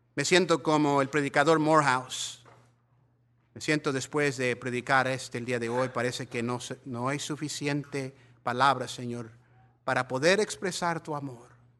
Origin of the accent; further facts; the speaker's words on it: Mexico; nosotros mexicanos